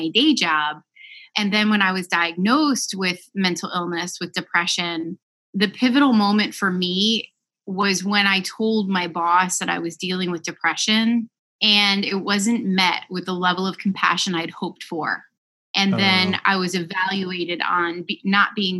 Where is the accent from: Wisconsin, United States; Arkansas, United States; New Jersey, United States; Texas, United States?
New Jersey, United States; Westfield; I live in my hometown of Westfield, New Jersey. Grew up here